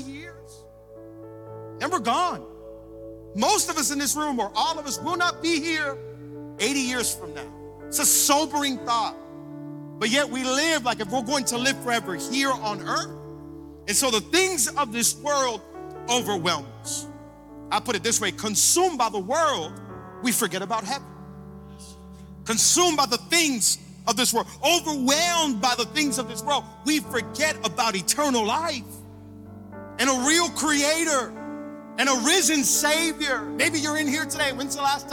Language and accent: English; Hialeah, Florida, United States; I grew up in Hialeah, and I say it all the time because I'm loud and proud about Hialeah.